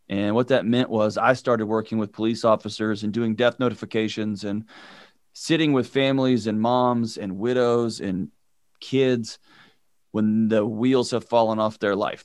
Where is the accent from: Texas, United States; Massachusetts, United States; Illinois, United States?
Texas, United States; Houston; I grew up in Houston